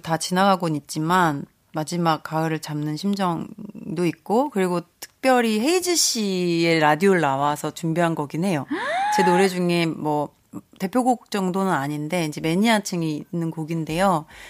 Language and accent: Korean; Wando, South Jeolla, South Korea; moved away; 제가 고향이 완도잖아요